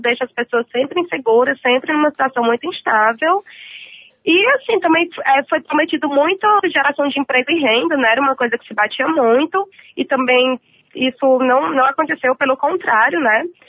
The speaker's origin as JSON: {"language": "Portuguese", "town": "Fortaleza", "region": "Ceará", "country": "Brazil", "moved": "yes", "lives_now": "São Paulo, Brazil", "said": "sou de Fortaleza, moro aqui em São Paulo, mas sou de Fortaleza"}